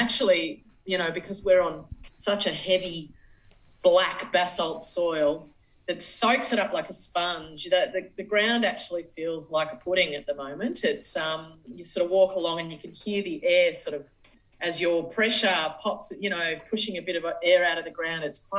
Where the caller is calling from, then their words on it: Central Victoria, Australia; I'm calling in from Central Victoria, obviously.